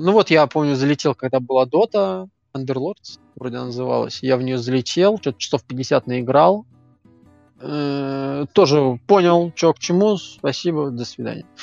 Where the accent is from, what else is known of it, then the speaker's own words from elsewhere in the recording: Moscow, Russia; как э, москвич